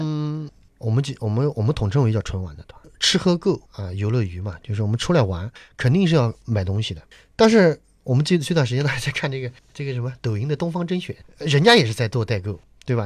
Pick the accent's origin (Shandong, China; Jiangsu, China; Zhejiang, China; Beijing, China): Jiangsu, China; Nanjing; 我作为南京人